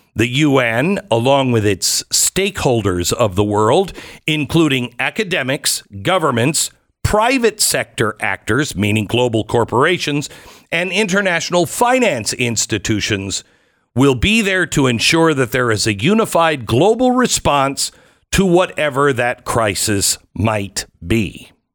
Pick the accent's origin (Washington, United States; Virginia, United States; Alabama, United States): Washington, United States; Seattle; now in Texas, United States; growing up in Seattle